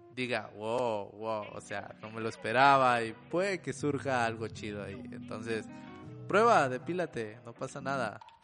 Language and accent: Spanish; Monterrey, Nuevo León, Mexico; yo soy de México, soy de Monterrey específicamente